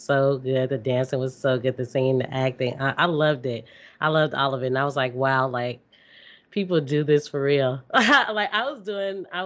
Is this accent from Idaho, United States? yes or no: no; Calumet City, Illinois, United States; I've just moved around like the suburbs and lot, the south suburbs of Chicago.